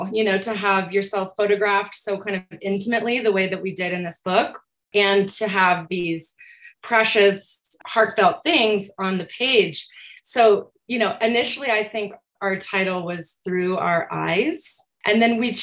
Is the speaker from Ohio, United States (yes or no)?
no; Aurora, Colorado, United States; I grew up in Aurora, which is a gigantic suburb of Denver, Colorado